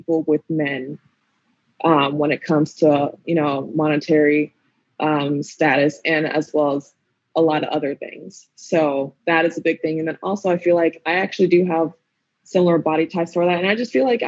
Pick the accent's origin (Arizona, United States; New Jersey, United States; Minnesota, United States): Minnesota, United States; Minneapolis; I'm from Minneapolis, Minnesota. I was in the Hopkins district, so I ended up going to Hopkins for high school.